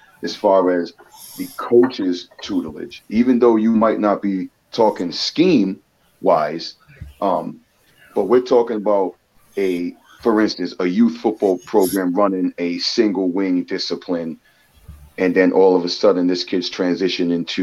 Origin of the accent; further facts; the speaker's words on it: Maryland, United States; I'm actually originally from Maryland. I was born in Maryland.